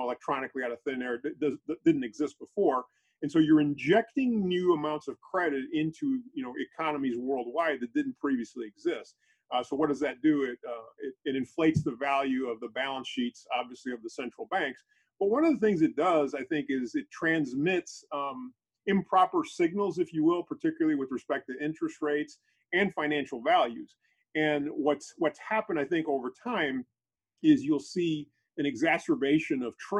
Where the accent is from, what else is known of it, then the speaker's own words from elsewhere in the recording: St. Louis, Missouri, United States; St. Louis, Missouri is where I'm from.